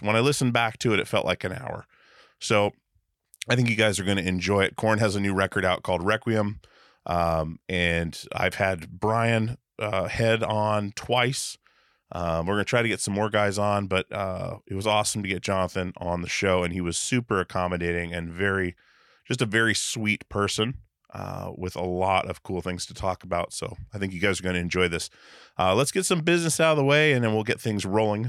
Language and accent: English; Wasilla, Alaska, United States; moved away; Back in Alaska, like Wasilla, Alaska